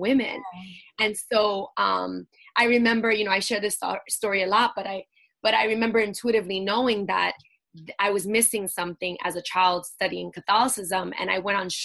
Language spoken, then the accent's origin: English; New York City, New York, United States; I grew up in Brooklyn, in Bushwick, and I am born and raised here, New Yorican